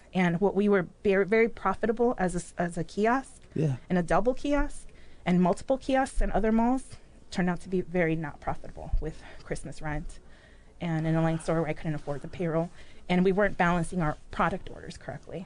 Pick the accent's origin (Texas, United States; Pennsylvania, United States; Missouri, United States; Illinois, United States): Illinois, United States; Chicago; also born or lived in Mexico City, Mexico; now in Peoria, United States; raised in Chicago